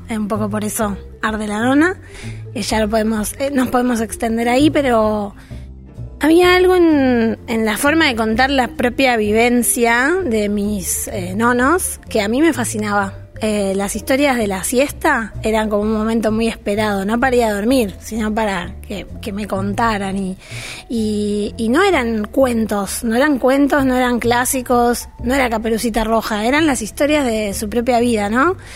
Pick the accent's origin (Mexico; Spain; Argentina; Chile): Argentina; Villa Ballester, Buenos Aires Province; Oriunda de, em, de Villa Ballester, vamos a pesar de que nací en un hospital en Capital Federal, eh, siempre viví muy cerquita. De hecho, todas mis casas, eh, el otro día lo, veía y viví siempre en un radio de 20 cuadras.